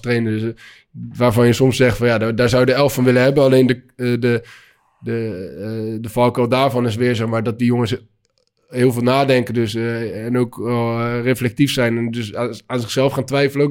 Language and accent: Dutch; Rotterdam, South Holland, Netherlands; ik was vroeger ook Feyenoord, omdat ik uit Rotterdam kom